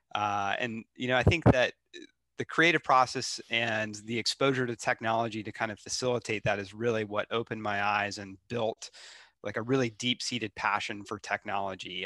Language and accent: English; Charlotte, North Carolina, United States; moved away as an adult; also born or lived in Seattle; I grew up in Charlotte, uh, which I know is kind of a rare thing uh, for Charlotte.